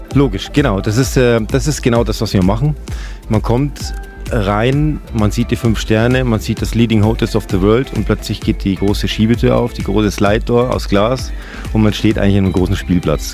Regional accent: Bavaria, Germany; now in Austria; Aus Deutschland, ich bin selber Deutscher, ich bin Bayer

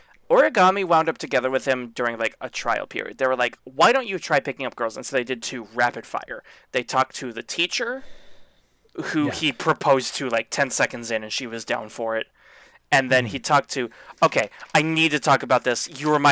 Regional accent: the South, United States; Okay, I'm from the South and moved north.

